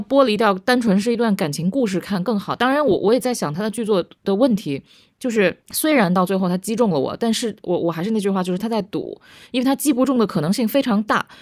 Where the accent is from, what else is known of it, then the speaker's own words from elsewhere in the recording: Beijing, China; also born or lived in Philadelphia; 我作为一个北京人，我先，我先，我先说我是北京人